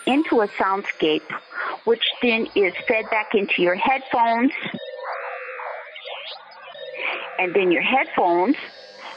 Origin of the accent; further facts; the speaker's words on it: Buffalo, New York, United States; I'm from Buffalo, New York